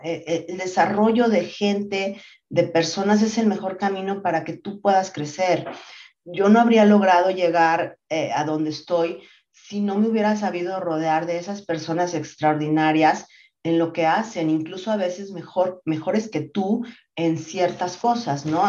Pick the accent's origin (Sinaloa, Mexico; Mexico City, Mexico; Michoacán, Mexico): Mexico City, Mexico; also born or lived in Monterrey, Nuevo León; yo nací en Monterrey, Nuevo León, ya no tengo para nada el acento porque me vine muy chiquita a la Ciudad de México